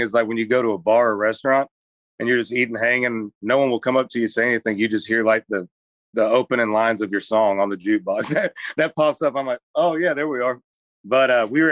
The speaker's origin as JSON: {"language": "English", "region": "Florida", "country": "United States", "tie": "born or raised there", "said": "I'm from Florida"}